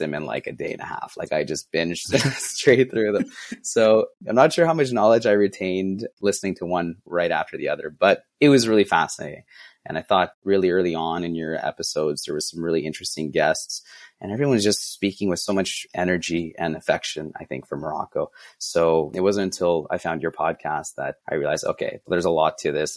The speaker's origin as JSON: {"language": "English", "town": "Ottawa", "region": "Ontario", "country": "Canada", "said": "I'm from Ottawa, Canada"}